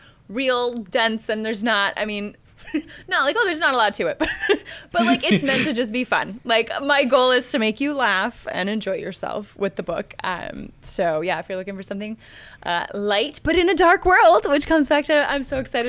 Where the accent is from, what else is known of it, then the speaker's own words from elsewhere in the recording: Detroit, Michigan, United States; I'm from the Detroit area.